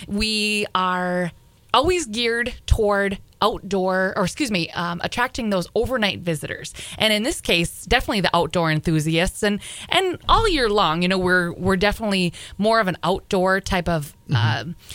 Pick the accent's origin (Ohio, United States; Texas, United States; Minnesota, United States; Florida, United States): Minnesota, United States; Grygla; now in Thief River Falls, United States; my hometown of Grigla, Minnesota